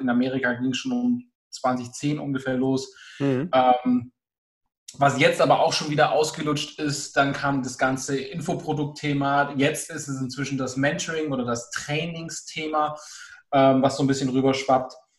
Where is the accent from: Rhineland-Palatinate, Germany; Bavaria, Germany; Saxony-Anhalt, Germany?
Bavaria, Germany; Augsburg area; ich komme aus dem Augsburger Raum